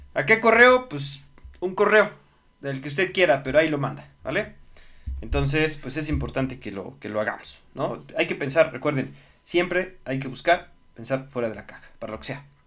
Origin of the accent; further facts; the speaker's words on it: Mexico; soy, soy mexicano